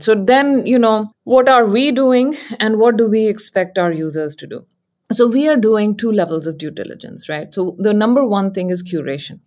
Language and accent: English; India; moved away as an adult; now in San Francisco Bay Area, United States; I grew up in India and I came here for graduate studies